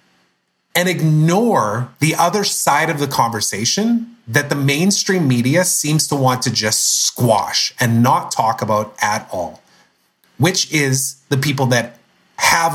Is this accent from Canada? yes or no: yes; Canada; I'm Canadian